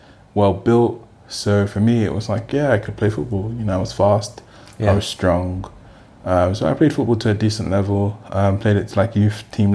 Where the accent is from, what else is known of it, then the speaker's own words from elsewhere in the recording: London, United Kingdom; I grew up in Peckham before Peckham became, you know, the trendy Peckham that it is now